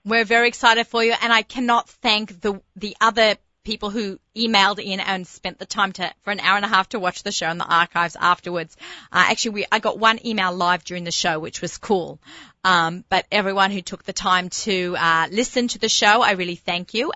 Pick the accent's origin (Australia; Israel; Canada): Australia; moved away; growing up in Australia